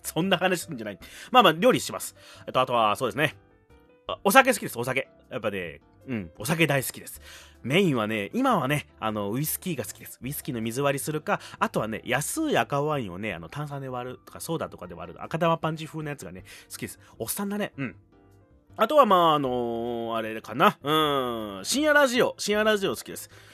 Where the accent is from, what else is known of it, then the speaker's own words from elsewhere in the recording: Fukuoka, Japan; 博多生まれ